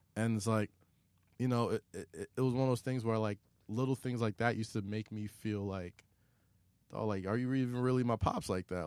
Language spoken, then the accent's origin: English; New York City, New York, United States; I was growing up in Staten Island